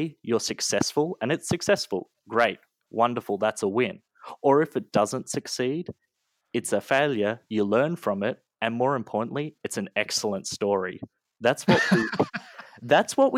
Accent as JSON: {"language": "English", "country": "Australia", "tie": "born or raised there", "moved": "as an adult", "lives_now": "United States", "said": "I was born and raised in Australia. You know, my whole life, I went to school there. I even went to university there"}